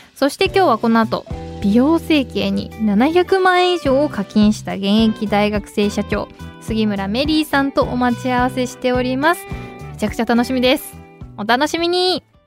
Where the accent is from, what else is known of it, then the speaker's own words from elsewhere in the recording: Nagaoka, Niigata, Japan; 私の地元新潟の長岡